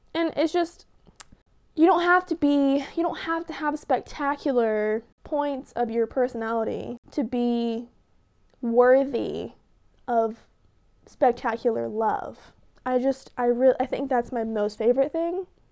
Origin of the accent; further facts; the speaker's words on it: Tahlequah, Oklahoma, United States; I am from Tahlequah, Oklahoma